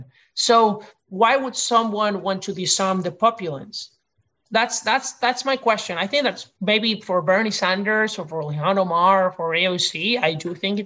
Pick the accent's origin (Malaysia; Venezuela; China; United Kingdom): Venezuela; now in United States; I came from Venezuela. And this is what I lived through